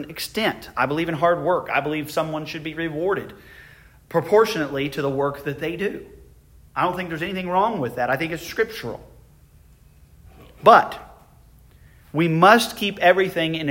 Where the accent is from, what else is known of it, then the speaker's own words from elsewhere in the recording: United States; I consider myself abundantly blessed to be an American. I praise God every day that I was born in this country.